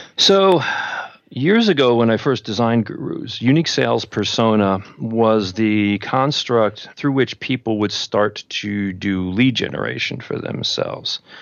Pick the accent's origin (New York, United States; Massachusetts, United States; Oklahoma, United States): New York, United States; New York City; I grew up in Queens